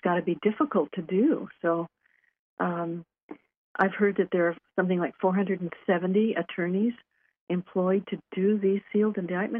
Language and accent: English; California, United States; Yeah, and I'm from California.